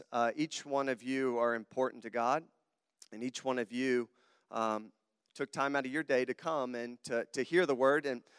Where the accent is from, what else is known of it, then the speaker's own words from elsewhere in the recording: Southern United States, United States; accent: southern; also born or lived in Sydney, Australia; I have a southern accent. I am not from Wisconsin, obviously. So if you hear my southern twang come out, can everybody understand me okay?